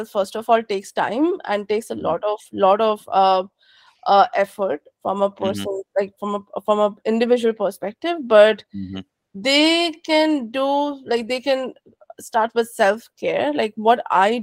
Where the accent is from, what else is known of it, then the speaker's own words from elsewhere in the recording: India; now in San Francisco Bay Area, United States; I am an immigrant. I was born and raised in India.